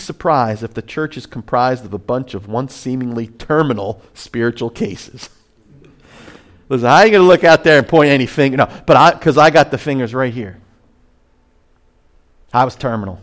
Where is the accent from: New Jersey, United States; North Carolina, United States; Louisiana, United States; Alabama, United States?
New Jersey, United States; Point Pleasant; now in Ventnor, United States; I'm from Point Pleasant